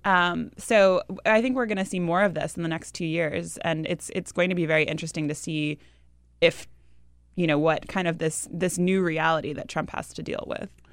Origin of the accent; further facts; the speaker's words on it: New Hampshire, United States; moved away; my home state of New Hampshire